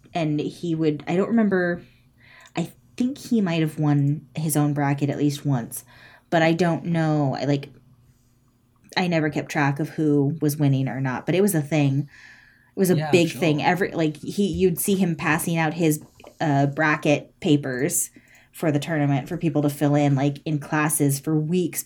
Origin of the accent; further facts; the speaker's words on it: California, United States; I'm from California